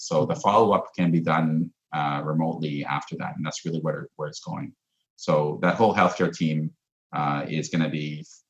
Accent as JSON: {"language": "English", "country": "Canada", "said": "it's kind of a weird feeling as a Canadian"}